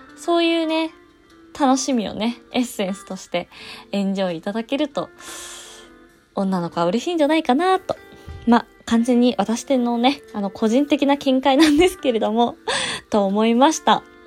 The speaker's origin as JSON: {"language": "Japanese", "country": "Japan", "tie": "born or raised there", "said": "実家がね、えー、総武線 沿線でして"}